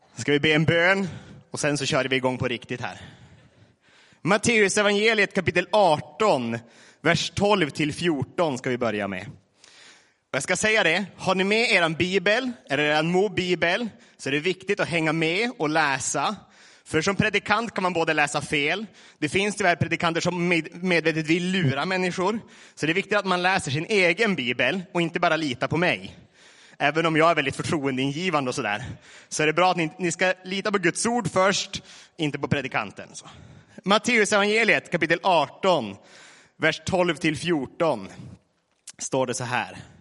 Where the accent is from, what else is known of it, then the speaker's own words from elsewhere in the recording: Vilhelmina, Västerbotten County, Sweden; now in Laholm, Sweden; från Nedre Malgånäs, Vilhelmina kommun. Numera Laholm, snart Barranco Lima.